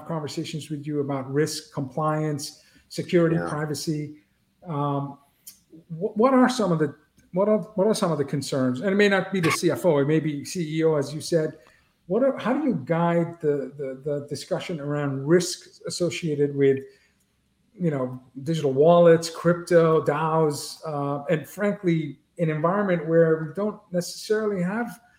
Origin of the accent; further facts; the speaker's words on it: Boston, Massachusetts, United States; I'm from Boston, so my whole life is going to four different pro teams all the time